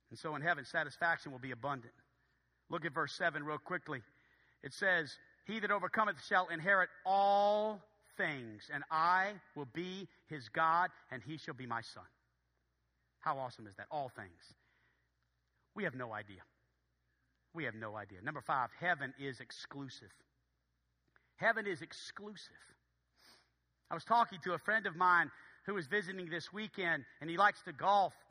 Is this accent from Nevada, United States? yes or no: no; Philadelphia, Pennsylvania, United States; No, I really, no, I'm from Philadelphia. I, no, I don't know anybody.